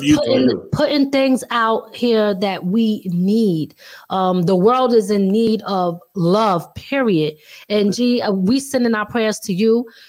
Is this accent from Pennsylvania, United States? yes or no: yes; Philadelphia, Pennsylvania, United States; now in Upstate New York, United States; I'm originally from Philly